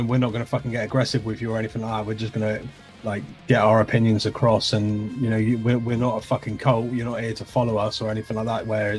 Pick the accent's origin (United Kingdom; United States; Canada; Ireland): United Kingdom; England; obviously, Jace, Scottish, I'm English. We shouldn't necessarily get on.